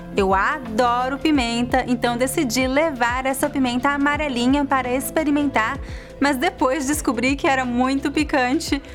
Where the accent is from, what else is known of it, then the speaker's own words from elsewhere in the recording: Brazil; Como uma boa brasileira